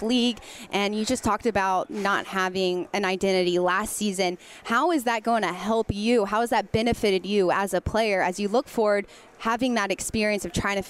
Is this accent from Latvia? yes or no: no; Cary, North Carolina, United States; moved away; I'm from Cary originally.